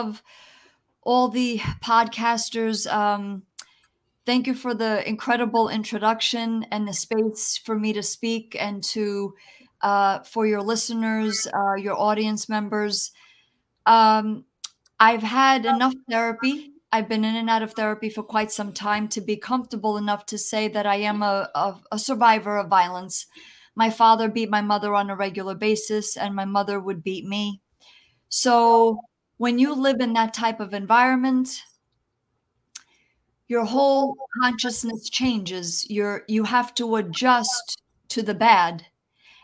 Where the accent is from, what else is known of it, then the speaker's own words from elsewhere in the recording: New Jersey, United States; first language Italian; English is a second language; also born or lived in New York City; I was born in New York City, actually, but I was raised in New Jersey